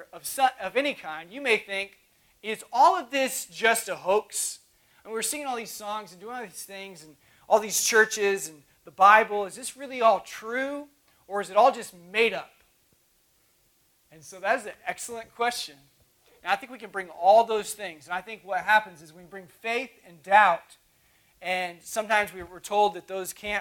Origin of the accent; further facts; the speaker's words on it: Oklahoma, United States; moved away; I'm from Oklahoma originally.